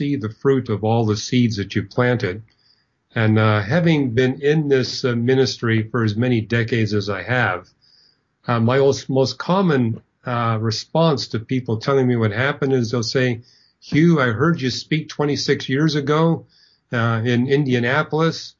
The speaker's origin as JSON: {"language": "English", "country": "Canada", "said": "I'm not from Germany. I'm from Canada"}